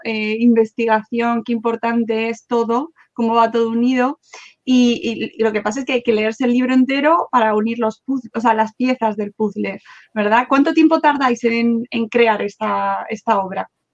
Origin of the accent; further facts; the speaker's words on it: Madrid, Community of Madrid, Spain; yo soy de Madrid, pero claro, vivía en mi casa